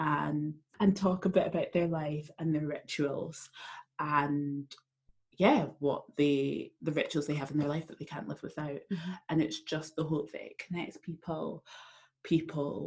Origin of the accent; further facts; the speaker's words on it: Edinburgh, Scotland, United Kingdom; moved away as an adult; now in Brussels, Belgium; I am from Edinburgh in Scotland. That's where I was born and where I grew up and until very recently lived.